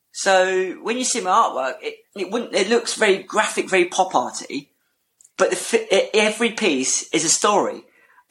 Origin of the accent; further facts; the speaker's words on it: Portsmouth, South East England, United Kingdom; I'm from Portsmouth